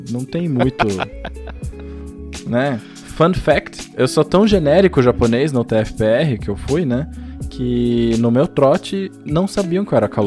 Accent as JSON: {"language": "Portuguese", "region": "São Paulo", "country": "Brazil", "lives_now": "Curitiba, Brazil", "said": "todo japonês ou veio de São Paulo ou veio de Londrina, então é meu caso também. De São Paulo, no caso."}